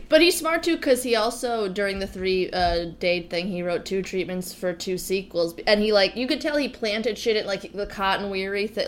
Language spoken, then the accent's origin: English; New Jersey, United States; I'm from New Jersey, where The Sopranos are